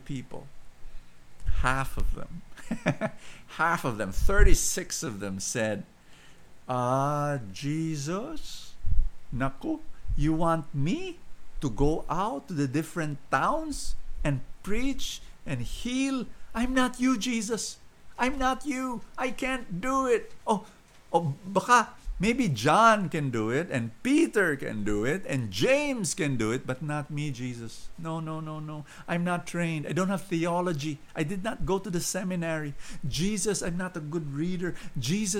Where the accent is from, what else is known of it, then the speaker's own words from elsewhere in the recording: Philippines; I'm a Filipino